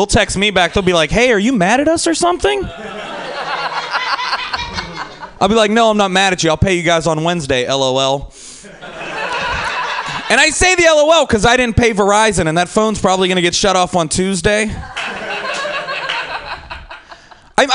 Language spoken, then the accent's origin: English; Pittsburgh, Pennsylvania, United States; like I said, I'm from Pittsburgh. I'm from the East Coast. Like, it's not just cool to smoke weed outside on the East Coast.